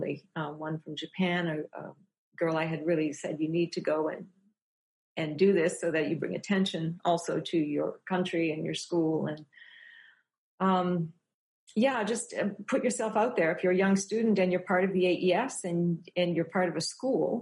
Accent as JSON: {"language": "English", "region": "New Brunswick", "country": "Canada", "tie": "born or raised there", "also_born_or_lived": "Prince Edward Island / Newfoundland / Montreal / Banff", "moved": "as an adult", "lives_now": "Victoria, Canada", "said": "I'm from New Brunswick. I grew up in New Brunswick."}